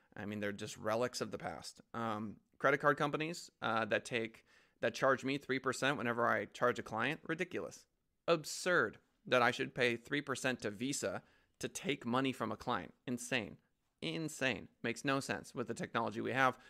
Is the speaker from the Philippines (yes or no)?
no; United States; as an American